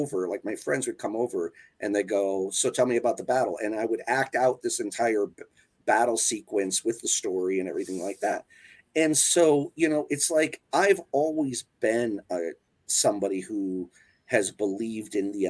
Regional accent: Wisconsin, United States; I grew up in Wisconsin

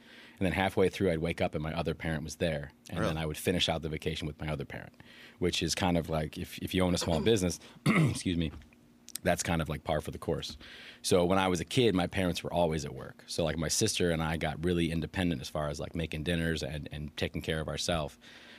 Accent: Aurora, Illinois, United States; also born or lived in Oak Park; So born in Oak Park, but I was raised in Aurora.

